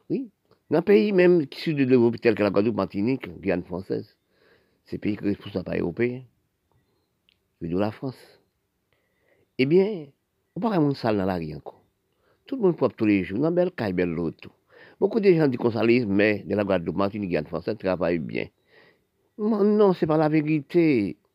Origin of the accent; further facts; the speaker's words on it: Haiti; born there; Parce que je suis né en Haïti.